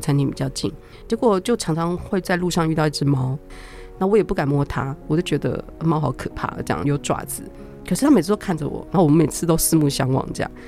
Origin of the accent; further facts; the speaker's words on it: Taiwan; moved away as an adult; also born or lived in Italy; 我在那个学校只有一个日本人跟我一个台湾人